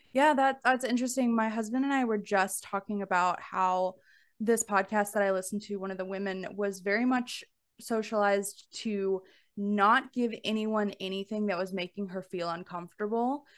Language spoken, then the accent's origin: English; Alabama, United States; growing up in the South, like, I'm from Alabama